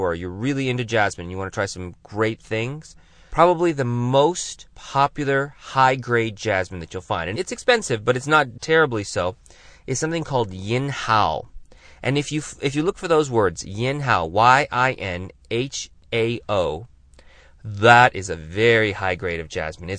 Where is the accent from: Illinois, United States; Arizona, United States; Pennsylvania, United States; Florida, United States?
Arizona, United States; Tucson; here in my hometown of Tucson, Arizona